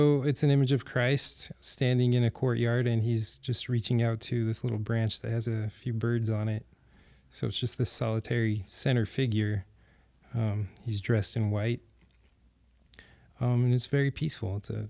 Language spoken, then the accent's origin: English; Clinton, Utah, United States; In Clinton.